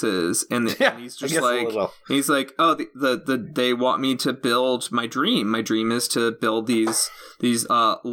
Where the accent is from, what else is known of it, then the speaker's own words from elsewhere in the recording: Illinois, United States; I am from Illinois, land of corn